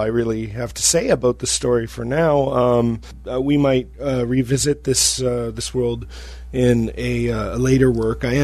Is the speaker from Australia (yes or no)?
no; Canada; I'm Canadian.